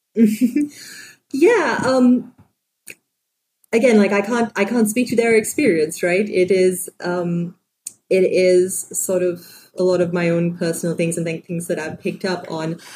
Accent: Sri Lanka; moved away; also born or lived in San Francisco; I grew up in Sri Lanka

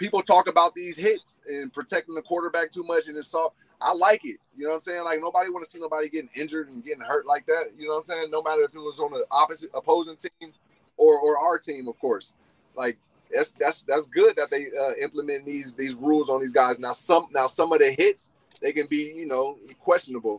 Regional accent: San Francisco, California, United States; growing up in San Francisco

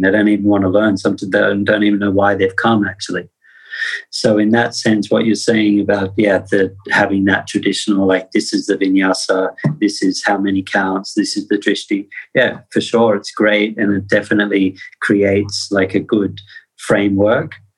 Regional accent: Australia; I come from Australia

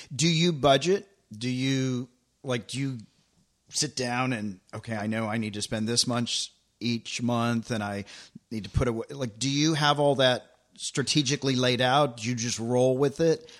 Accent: Tennessee, United States; moved away; also born or lived in Los Angeles; I grew up in Tennessee, so when I moved to L

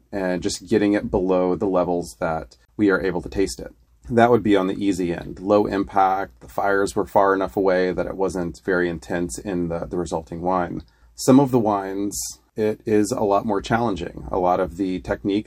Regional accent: Florida, United States; moved away as an adult; I came from Florida, where there's not a lot of vineyards

